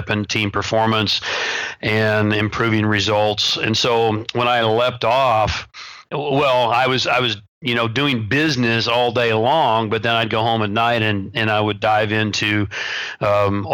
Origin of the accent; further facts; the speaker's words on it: the Bible Belt, United States; when I was growing up in the Bible Belt. I'm actually the buckle of the Bible Belt